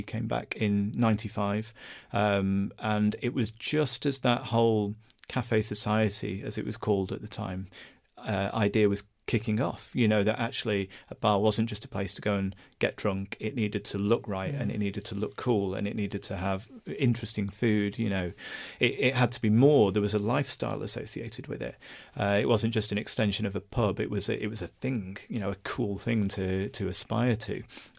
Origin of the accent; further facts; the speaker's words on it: Broadbottom, North West England, United Kingdom; And in our house growing up in Broadbottom, we had a massive spray of baby food across the ceiling